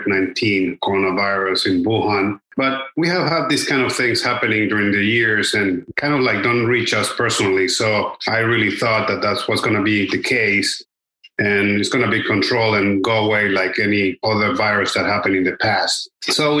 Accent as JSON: {"language": "English", "town": "Cali", "region": "Valle del Cauca", "country": "Colombia", "tie": "born or raised there", "also_born_or_lived": "Bogota, Colombia / Manizales, Colombia / Los Angeles, United States", "moved": "as an adult", "lives_now": "Miami, United States", "said": "I was born and raised in Cali, Colombia, South America"}